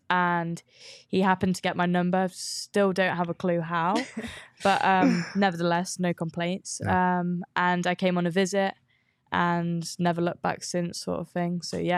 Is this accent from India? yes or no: no; Lincoln, East Midlands, United Kingdom; And I grew up like in Lincoln, so it's always been a family thing.